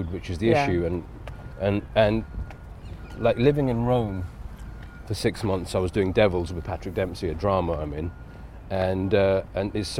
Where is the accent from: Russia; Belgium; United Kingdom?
United Kingdom; Edgware, London; I was born in Edgware